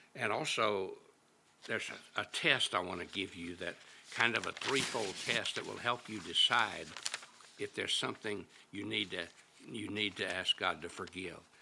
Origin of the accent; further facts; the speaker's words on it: Little Rock, Arkansas, United States; my hometown of Little Rock, Arkansas